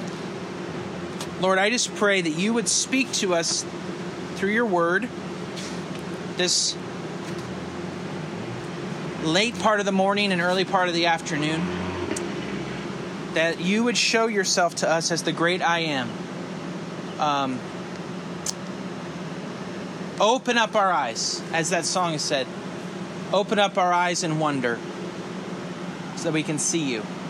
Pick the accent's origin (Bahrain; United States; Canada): United States; Northern California; moved away as an adult; also born or lived in Louisville, Kentucky; now in South Florida, United States; I grew up and was born and raised in California and spent most of my life in Northern California